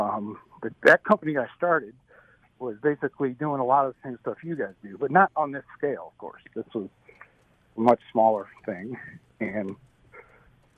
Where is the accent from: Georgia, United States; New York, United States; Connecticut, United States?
New York, United States; Syracuse; moved away as an adult; also born or lived in California; I'm from Syracuse, New York. I grew up there. I was there until about I was 21 years old when I headed off to California